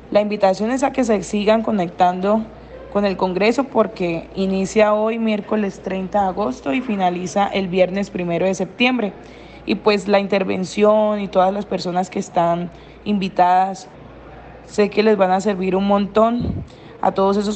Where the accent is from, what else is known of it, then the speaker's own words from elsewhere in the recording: Sabaneta, Antioquia, Colombia; soy estudiante de décimo semestre de Ingeniería Ambiental. Soy egresado del Colegio Londres de Sabaneta, Antioquia